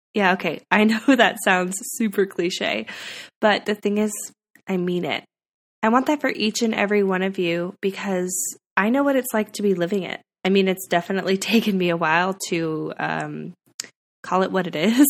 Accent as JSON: {"language": "English", "region": "California", "country": "United States", "tie": "born or raised there", "also_born_or_lived": "Nashville", "moved": "as an adult", "said": "I moved back to my hometown in California"}